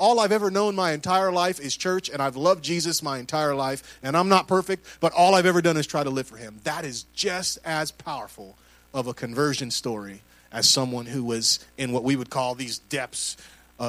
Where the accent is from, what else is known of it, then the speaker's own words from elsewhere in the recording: Puerto Rico; I'm Puerto Rican